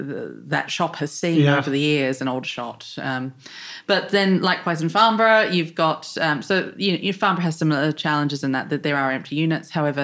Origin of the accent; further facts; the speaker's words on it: New Zealand; moved away as an adult; also born or lived in London, United Kingdom; now in Rushmoor, United Kingdom; I was born in New Zealand, I moved to London in 2012. It was meant to be for 8 months, and I've currently been in the UK for nearly 11 years. So I moved to Rushmoor in 2019